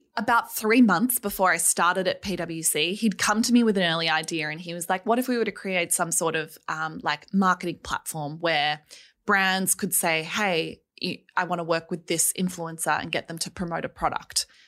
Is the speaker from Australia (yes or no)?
yes; Melbourne, Victoria, Australia; I grew up in Melbourne.